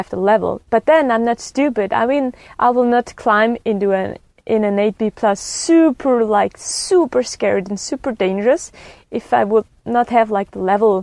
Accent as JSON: {"language": "English", "area": "Rätikon", "region": "Graubünden", "country": "Switzerland", "tie": "born or raised there", "said": "I grew up in the Raticon, surrounded by mountains"}